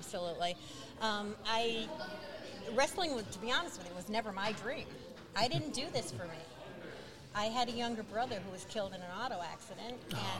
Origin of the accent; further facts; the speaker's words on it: Mechanicville, New York, United States; Seth is from Mechanicville, New York, and so am I.